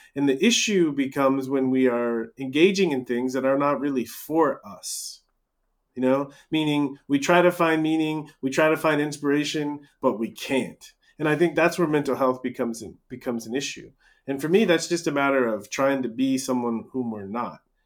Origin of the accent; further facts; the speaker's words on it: United States; growing up in America